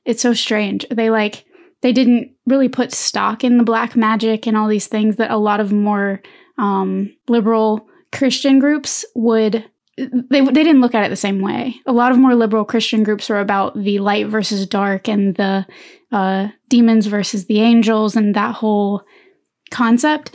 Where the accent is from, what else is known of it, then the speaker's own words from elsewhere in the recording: American South, United States; Growing up in the American South